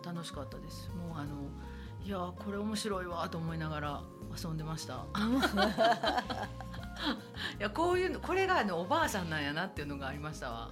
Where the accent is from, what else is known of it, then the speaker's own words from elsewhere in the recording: Nishinomiya, Hyogo, Japan; 私あの地元が西宮なので